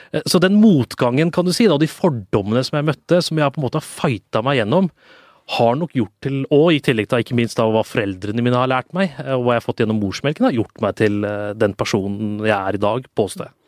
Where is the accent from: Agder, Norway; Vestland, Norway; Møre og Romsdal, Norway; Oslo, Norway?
Oslo, Norway; also born or lived in Tåsen, Oslo; Jeg vokste jo opp på Grünerløkka